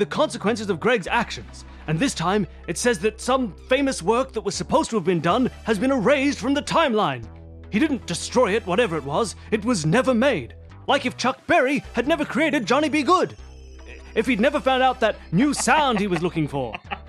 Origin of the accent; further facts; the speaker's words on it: Spain; I do not know. I'm from Spain.